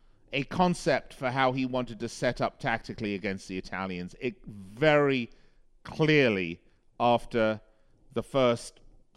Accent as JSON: {"language": "English", "region": "England", "country": "United Kingdom", "said": "I am from England. I was desperate for England to win."}